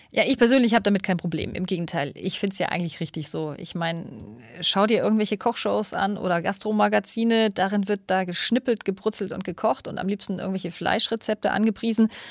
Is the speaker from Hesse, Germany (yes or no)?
no; Munich, Bavaria, Germany; in München-Schwabing, da wo ich aufgewachsen bin